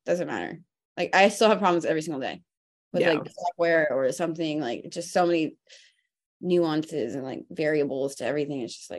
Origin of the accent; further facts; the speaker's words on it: Alamo, California, United States; moved away as an adult; now in Oakland, United States; I grew up in Alamo, so it was just like right there. And so I just stayed working in Danville, even though I lived in Oakland since I was like 22.